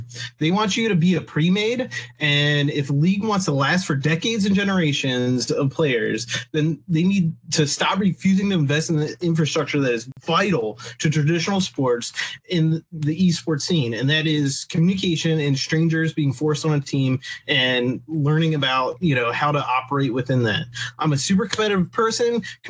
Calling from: Maryland, United States; I'm calling from Maryland.

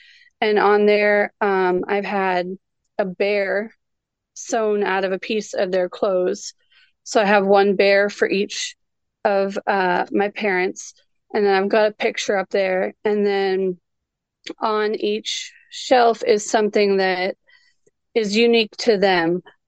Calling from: Johnson City, Tennessee, United States; I'm from Johnson City, Tennessee.

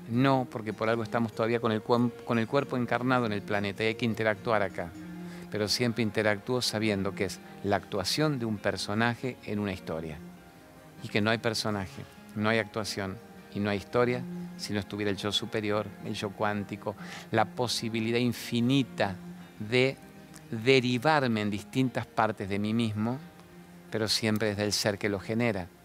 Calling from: Santa Fe, Argentina; ¿Cómo andás? … de Santa Fe

